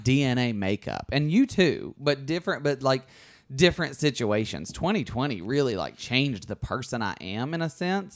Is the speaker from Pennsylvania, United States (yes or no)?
no; Alabama, United States; moved away as an adult; also born or lived in New York; now in Los Angeles, United States; I grew up in Alabama.